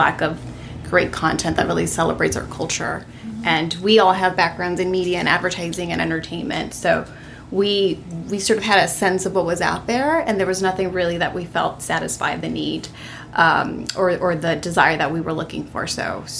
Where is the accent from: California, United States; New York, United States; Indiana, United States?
California, United States; Los Angeles; born or raised there; also born or lived in El Salvador